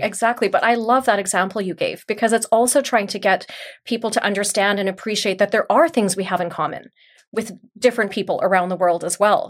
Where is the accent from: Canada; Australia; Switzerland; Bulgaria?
Canada; moved away as an adult; also born or lived in Mauritius; I grew up here in Canada. I was born here.